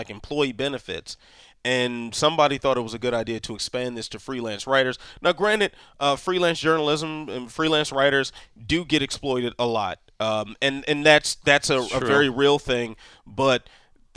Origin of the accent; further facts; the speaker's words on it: Prince George's County, Maryland, United States; we are from the same place. Also a native of Prince George's County, Maryland.